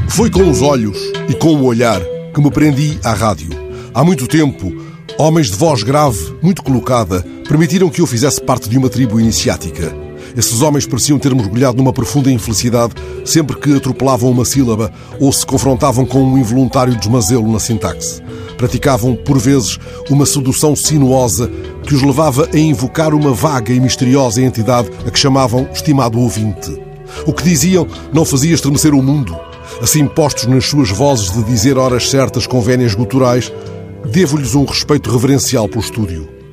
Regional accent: Benguela, Angola; moved away; lá na Benguela onde nasci para a rádio

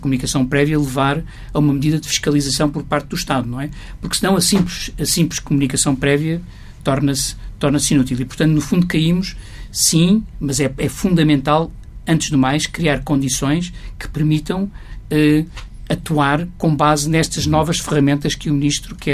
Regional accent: Guinea-Bissau; now in Portugal; na minha terra, na Guiné-Bissau

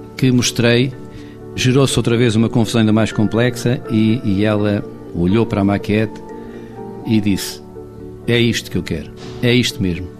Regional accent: Castelo Branco, Centro, Portugal; eu nasci em Castelo Branco

